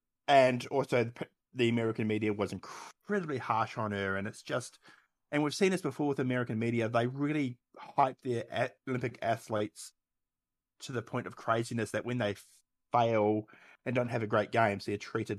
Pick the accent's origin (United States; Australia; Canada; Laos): Australia; We are Australian. It comes with the territory.